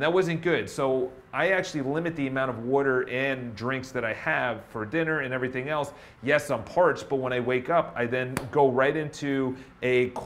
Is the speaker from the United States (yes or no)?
no; Ireland; I'm Irish